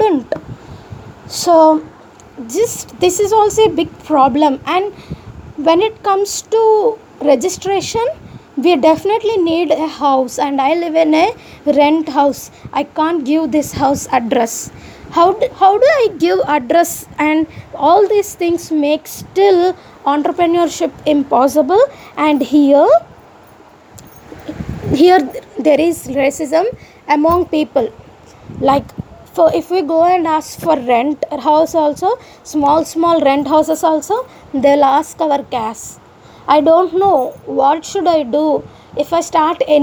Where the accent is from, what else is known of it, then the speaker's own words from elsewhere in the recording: Andhra Pradesh, India; accent: Andhra; also born or lived in Khammam, Telangana / Vijayawada; they will call me Andhra. Because my voice and the way I speak